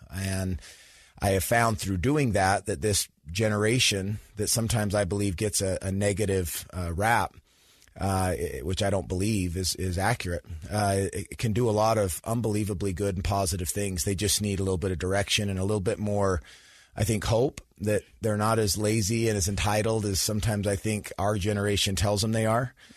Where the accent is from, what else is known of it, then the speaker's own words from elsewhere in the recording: Sandy, Utah, United States; I grew up in Sandy, Utah, so went to Skyline High School